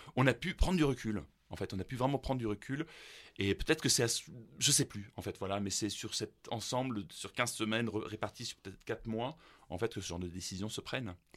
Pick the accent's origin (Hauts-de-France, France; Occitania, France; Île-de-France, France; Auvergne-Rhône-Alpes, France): Auvergne-Rhône-Alpes, France; Grenoble; also born or lived in Germany; ma ville d'enfance